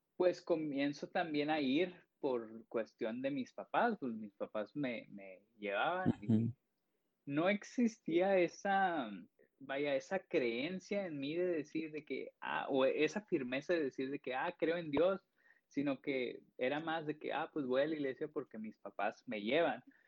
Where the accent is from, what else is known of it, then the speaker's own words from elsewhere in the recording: Piedras Negras, Coahuila, Mexico; also born or lived in Sabinas; yo soy de Piedras, yo vivo en Piedras